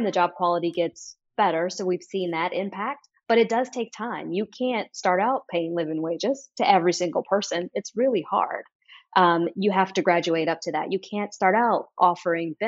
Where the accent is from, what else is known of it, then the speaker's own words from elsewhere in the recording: Oakland, California, United States; growing up in the Bay Area, specifically Oakland